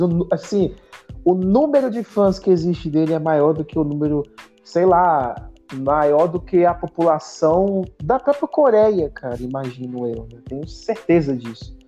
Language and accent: Portuguese; Brazil; eu sou brasileiro, eu sou brasileiro